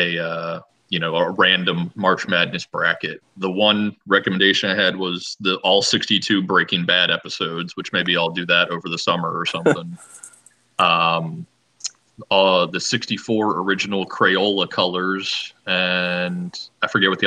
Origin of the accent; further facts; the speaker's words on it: Pennsylvania, United States; I grew up in Pennsylvania